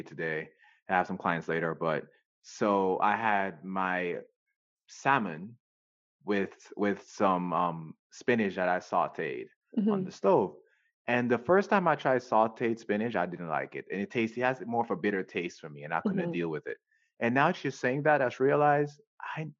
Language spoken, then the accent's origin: English; Jamaica; moved away; we grew up in Jamaica